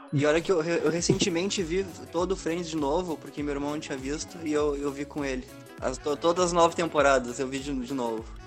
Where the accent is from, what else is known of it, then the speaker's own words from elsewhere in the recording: Camaquã, Rio Grande do Sul, Brazil; also born or lived in Pelotas, Brazil; minha cidade natal, né? Camacuã